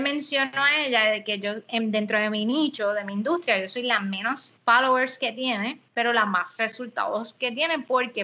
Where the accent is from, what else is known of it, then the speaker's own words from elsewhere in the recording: Puerto Rico; nosotros en Puerto Rico